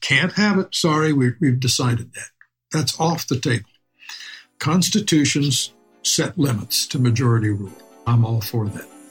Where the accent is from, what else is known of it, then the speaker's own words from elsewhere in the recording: Champaign, Illinois, United States; I grew up in Champaign Urbana